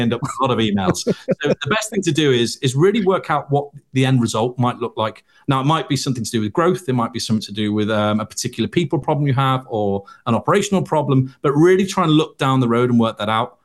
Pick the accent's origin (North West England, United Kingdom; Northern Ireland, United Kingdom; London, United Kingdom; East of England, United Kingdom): North West England, United Kingdom; Liverpool; I was from Liverpool